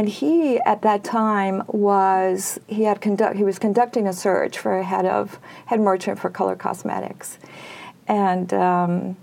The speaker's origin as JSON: {"language": "English", "country": "Peru", "tie": "born or raised there", "moved": "yes", "said": "I was born and raised in Peru, South America"}